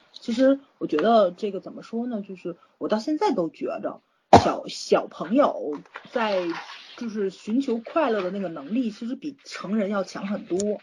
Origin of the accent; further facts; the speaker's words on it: Tianjin, China; 我们天津这边